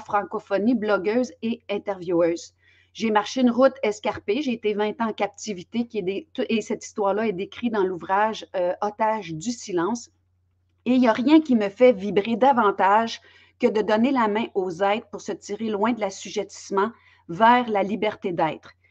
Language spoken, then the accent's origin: French; Belgium; now in Quebec, Canada; je suis native de Belgique, mais je demeure au, Québec